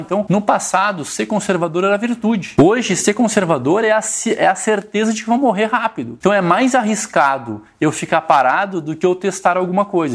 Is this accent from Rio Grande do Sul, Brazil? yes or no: yes; Rio Grande do Sul, Brazil; Quando a gente traz para o gaúcho, que é onde eu, de onde eu venho